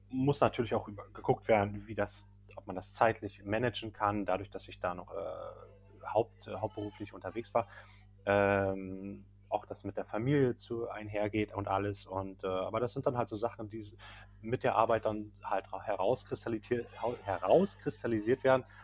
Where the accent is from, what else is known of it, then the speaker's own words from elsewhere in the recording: Berlin, Germany; davor komme ich ursprünglich aus Berlin, habe dort meine Ausbildung gemacht, ähm, habe äh, ganz normal gearbeitet, auch am Flughafen dort noch